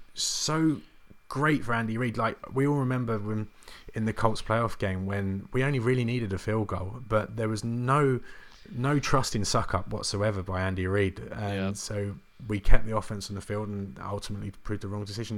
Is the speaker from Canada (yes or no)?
no; England, United Kingdom; being English